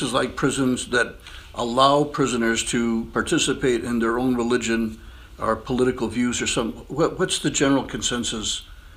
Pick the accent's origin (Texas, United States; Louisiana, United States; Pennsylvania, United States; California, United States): Texas, United States; now in Iowa, United States; I grew up in Texas